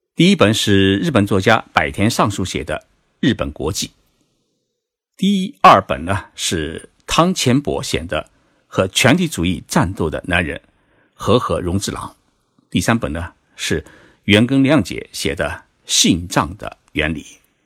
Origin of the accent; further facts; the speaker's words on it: China; 对于我们中国人来说